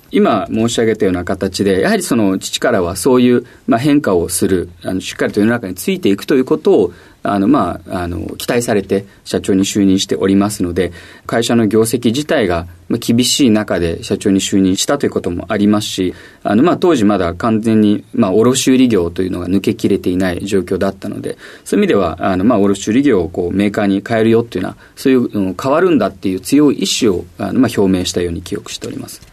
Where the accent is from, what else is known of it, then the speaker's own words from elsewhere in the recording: Ashiya, Hyogo, Japan; moved away as an adult; also born or lived in Tokyo; 兵庫県の芦屋市です